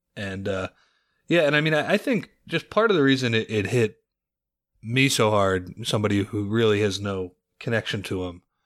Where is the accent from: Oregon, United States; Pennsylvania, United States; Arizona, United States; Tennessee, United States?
Pennsylvania, United States; Lower Merion; I am from Lower Marion. It's where I grew up.